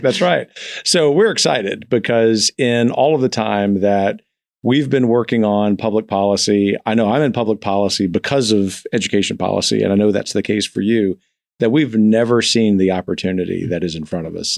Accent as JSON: {"language": "English", "region": "the South", "country": "United States", "said": "being a Southerner"}